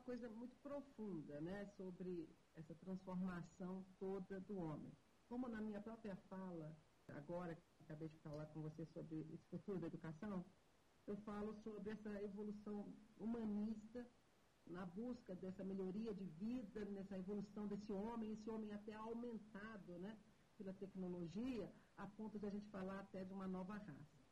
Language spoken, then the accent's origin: Portuguese; Itabira, Minas Gerais, Brazil; eu sou mineira, de Tabira, sim, terra de Drummond